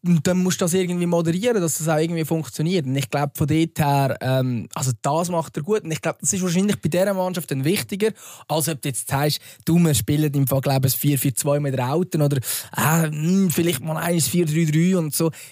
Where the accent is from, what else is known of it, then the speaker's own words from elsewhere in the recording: Central Switzerland, Switzerland; bei uns in der Innerschweiz